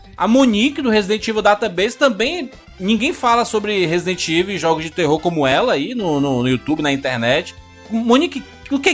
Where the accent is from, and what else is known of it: Northeast Region, Brazil